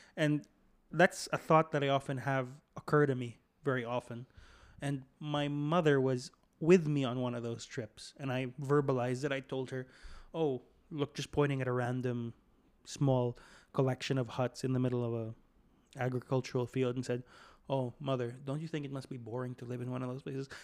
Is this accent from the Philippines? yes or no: yes; Philippines; I'm from the Philippines